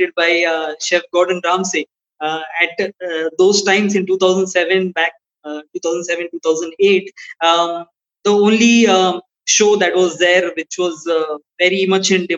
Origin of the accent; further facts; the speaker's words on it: India; being an Indian